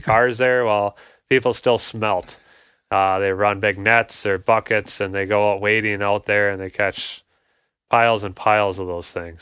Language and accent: English; Ham Lake, Minnesota, United States; I grew up in Ham Lake as well, Blaine area, um, north suburbs